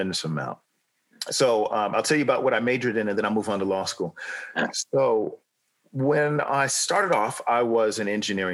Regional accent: Los Angeles, California, United States; moved away as an adult; also born or lived in San Diego, United States; now in United Kingdom; I grew up in Los Angeles

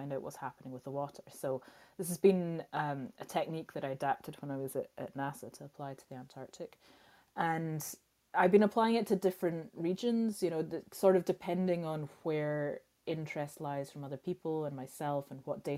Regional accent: Scotland, United Kingdom; growing up in Scotland

